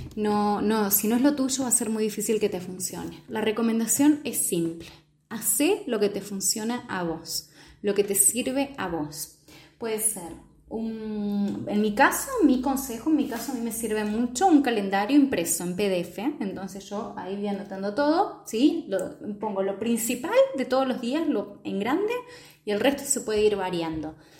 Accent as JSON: {"language": "Spanish", "country": "Argentina", "said": "soy de Argentina"}